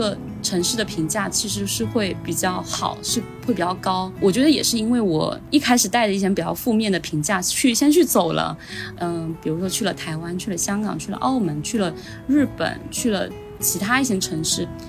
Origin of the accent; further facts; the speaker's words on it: Shenzhen, Guangdong, China; 我们大多数在深圳长大的人